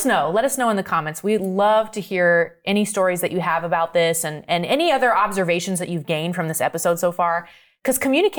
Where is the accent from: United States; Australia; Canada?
United States; Maine; I'm from Maine. Yeah.